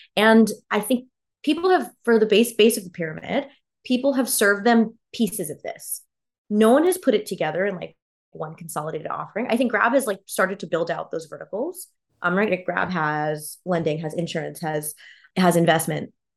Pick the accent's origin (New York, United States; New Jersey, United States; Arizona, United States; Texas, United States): Texas, United States; Houston; moved away as an adult; also born or lived in Boston; now in Singapore; I grew up in Houston, which is, like, a very liberal city, but still in Texas